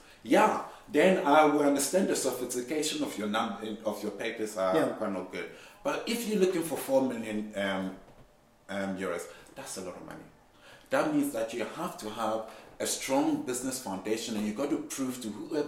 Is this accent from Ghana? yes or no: yes; Ghana; I'm Ghanaian